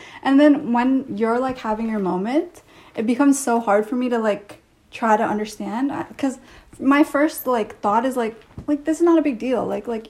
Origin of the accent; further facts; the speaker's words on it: Canada; I did have a Canadian experience, but I had a Canadian experience in an Indian household.